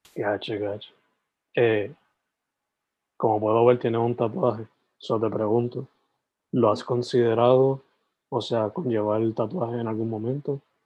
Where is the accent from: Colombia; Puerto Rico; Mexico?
Puerto Rico; Sabana Grande; also born or lived in San Germán; Yo originalmente, o sea, nací en San Germán, me crié en Sabana Grande